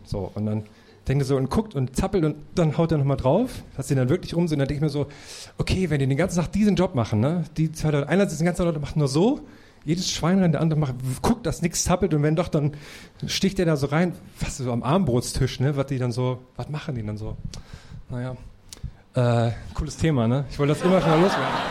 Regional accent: Thuringia, Germany; moved away; wenn ich in meine Thüringer Heimat fahre

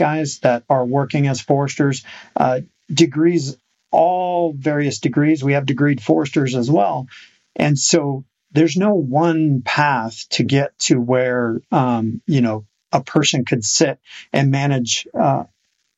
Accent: Iowa City, Iowa, United States; now in Oklahoma, United States; I grew up in Iowa City

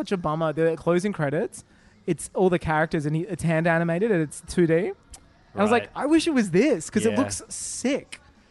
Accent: Australia

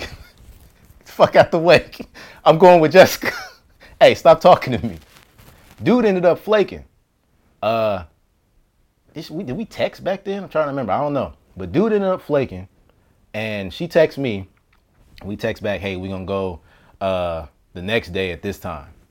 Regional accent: Las Vegas, Nevada, United States; moved away as an adult; also born or lived in Washington, D.C.; I grew up in Vegas

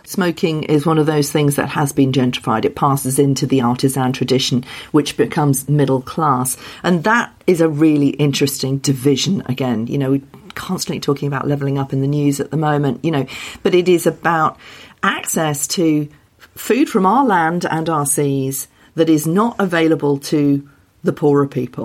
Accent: Wales, United Kingdom; When I was growing up in Wales, that was when the language was being brought back

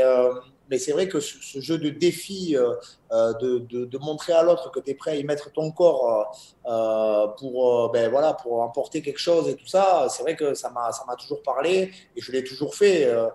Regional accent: Bayonne, Nouvelle-Aquitaine, France; je suis natif de Bayonne

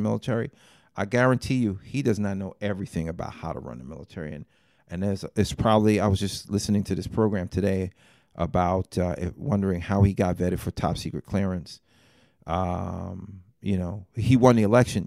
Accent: New York City, New York, United States; Growing up in Fort Greene, Brooklyn in the seventies, as a young man

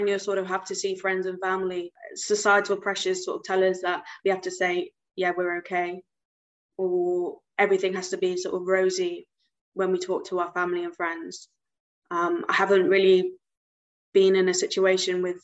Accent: United Kingdom; also born or lived in Gujarat, India (ancestry); I'm British Indian, so I do have Indian heritage, and my ancestors come from this state in India called Gujarat

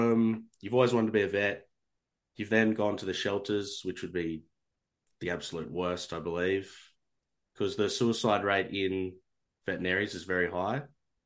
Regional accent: Australia; when we see Australians on TV, we just think, oh, we sound so bad to the rest of the world.

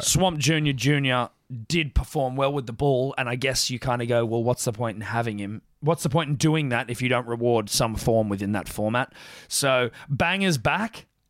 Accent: Southern Highlands, outside Sydney, New South Wales, Australia; I grew up in, uh, outside of Sydney, Mm. Southern Highlands region.

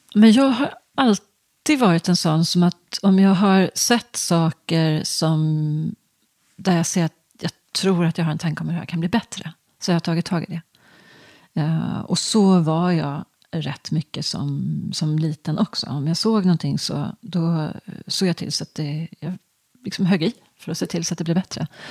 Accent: just outside Stockholm, Stockholm County, Sweden; also born or lived in Ydre, Östergötland (summers); jag är uppvuxen strax utanför Stockholm

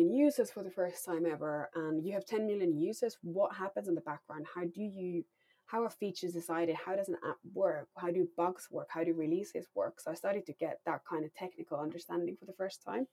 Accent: Finland; moved away as an adult; now in London, United Kingdom; I grew up in Finland

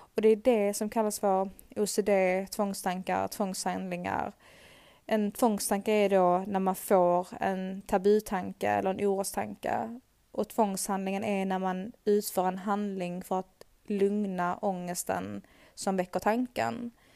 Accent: Sweden; Här hemma i Sverige

